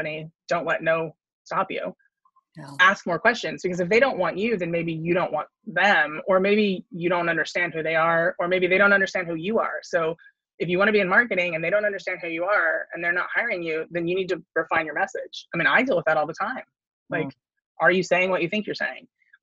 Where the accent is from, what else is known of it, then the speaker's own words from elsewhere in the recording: Silicon Valley, California, United States; I grew up in the Silicon Valley.